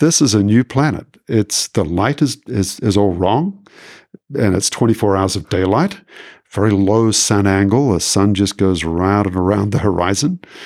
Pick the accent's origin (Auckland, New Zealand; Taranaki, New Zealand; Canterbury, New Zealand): Auckland, New Zealand; now in Quebec City, Canada; I'm originally from New Zealand, and so I grew up in Auckland, very close to the water